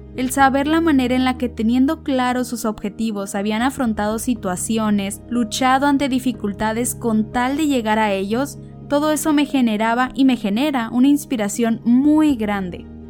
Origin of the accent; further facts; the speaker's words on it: Ensenada, Baja California, Mexico; soy mexicana de Ensenada, Baja California